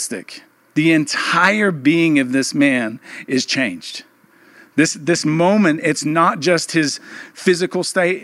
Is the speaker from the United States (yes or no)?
no; England, United Kingdom; moved away; I'm from England, we call it Boxing Day